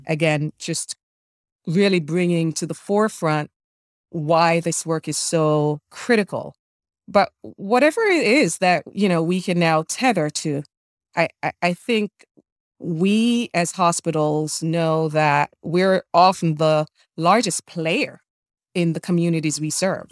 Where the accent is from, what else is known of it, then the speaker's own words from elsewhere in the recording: Jamaica; moved away; I'm an immigrant, born and raised in Jamaica